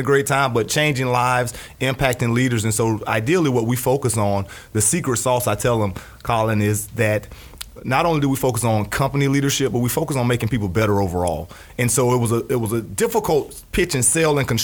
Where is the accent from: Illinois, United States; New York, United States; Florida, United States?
Florida, United States; Jacksonville; born and raised in Jacksonville, Florida